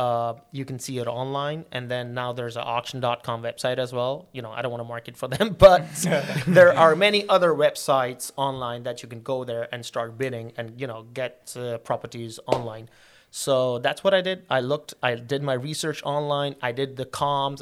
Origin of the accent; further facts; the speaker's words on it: Karachi, Sindh, Pakistan; moved away as an adult; also born or lived in England; I'm originally from Pakistan, and my place of birth is Karachi